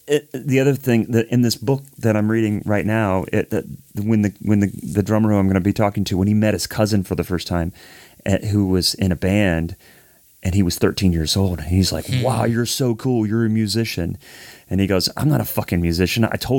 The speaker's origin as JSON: {"language": "English", "town": "Columbus", "region": "Ohio", "country": "United States", "moved": "as an adult", "said": "we're both from Columbus. I moved down here in 2000."}